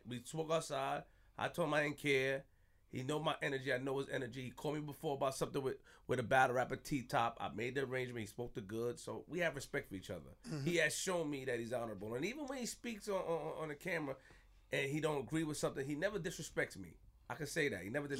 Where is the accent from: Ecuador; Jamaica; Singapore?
Jamaica; I'm Jamaican too, man.